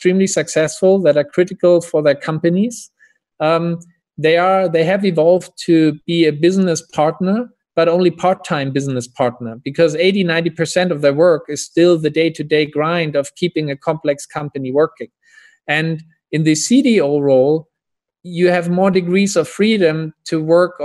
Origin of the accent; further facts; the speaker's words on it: Hamburg, Germany; I'm from Hamburg, Germany, a harbor town or city in northern Germany originally.